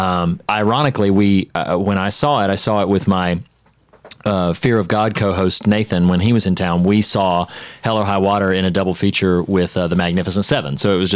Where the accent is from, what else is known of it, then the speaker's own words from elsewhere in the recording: North Carolina, United States; Most people, despite my having told them a dozen times, will guess when they try to guess that I'm from South Carolina. But you're one of the only people, probably because Josh is also from North Carolina, that it's stuck in your head a little bit more.